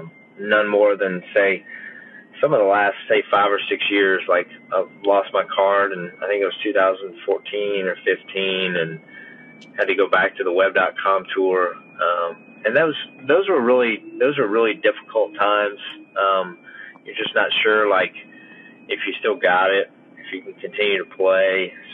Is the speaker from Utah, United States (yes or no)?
no; Columbia, South Carolina, United States; as a Southern boy, I grew up in Columbia, South Carolina.